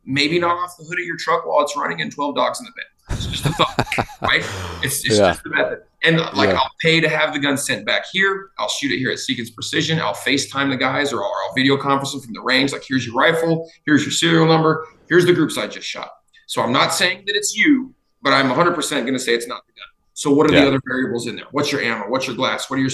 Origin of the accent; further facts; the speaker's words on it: Utah, United States; moved away as an adult; also born or lived in Crestview, Florida; now in Idaho, United States; I grew up in Utah. Like middle Utah of Utah, boy. A little bit south of Salt Lake